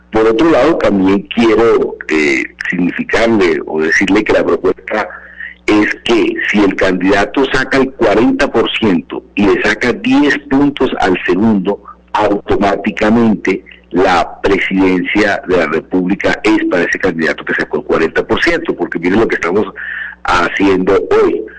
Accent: Caribbean coast, Caribbean Region, Colombia; now in Bogotá, Colombia; yo me siento costeño, soy costeño

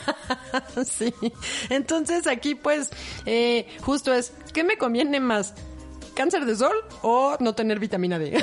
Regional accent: Mexico; piel oscura también somos mexicanos, somos morenos

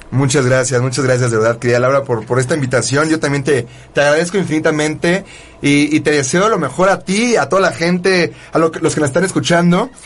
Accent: Mexico; soy más mexicano que el nopal

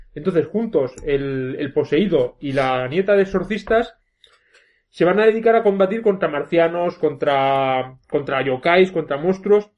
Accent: Belver de Cinca, Aragon, Spain; es como un señor de mi pueblo que siempre que me ve por Belver

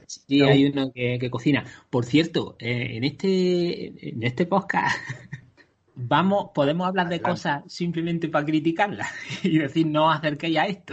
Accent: Andalusia, Spain; soy andaluz

